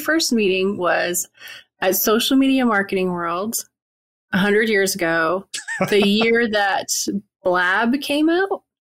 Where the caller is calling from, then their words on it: Wilmington, North Carolina, United States; Wilmington, North Carolina, U.S. So about 15-minute drive to my favorite beach. It's green and beautiful here this time of year.